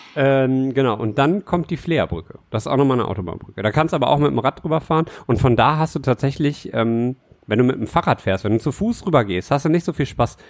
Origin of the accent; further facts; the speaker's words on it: Düsseldorf, North Rhine-Westphalia, Germany; also born or lived in Bilk, Düsseldorf; habe ich in Herd verbracht. Ich bin ein härter Jung. Aha. Ich äh, bin da groß geworden.